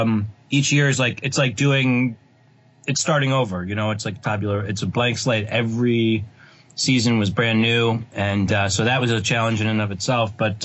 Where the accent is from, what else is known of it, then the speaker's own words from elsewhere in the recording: outside of Boston, Massachusetts, United States; moved away as an adult; now in Los Angeles, United States; Well, I grew up outside of Boston, Massachusetts.